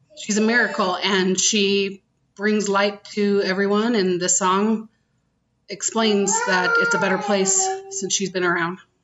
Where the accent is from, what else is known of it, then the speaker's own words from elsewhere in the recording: Utah, United States; I grew up in Utah County